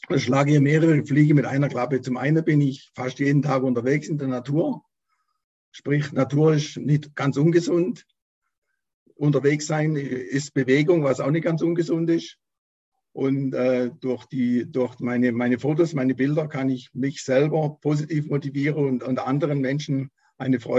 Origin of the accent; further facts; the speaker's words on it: Baden-Württemberg, Germany; born there; Also ich bin 60 Jahre alt, geboren bin ich im Wiesental als äh, Nesthäkchen von zwei älteren, Schwester, älteren Schwestern.